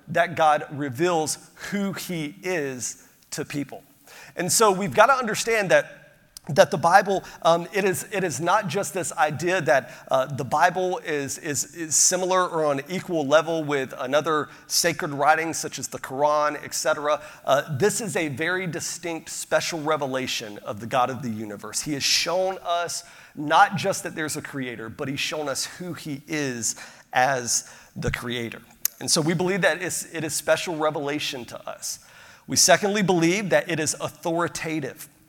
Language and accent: English; Pensacola, Florida, United States; I grew up outside of Pensacola, Florida